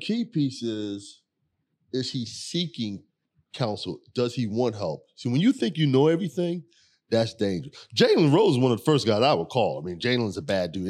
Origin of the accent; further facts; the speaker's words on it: Philadelphia, Pennsylvania, United States; growing up in South Philly